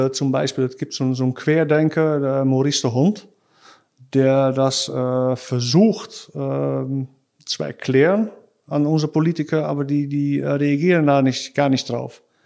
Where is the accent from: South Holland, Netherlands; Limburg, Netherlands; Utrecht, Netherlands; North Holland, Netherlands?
South Holland, Netherlands; Krimpen aan den IJssel; German is a second language; also born or lived in Rotterdam; ich bin äh, in Rotterdam geboren. Äh, ich bin da aufgewachsen, wo ich jetzt wohne, in Krimpen äh, an, Krimpen an den IJssel.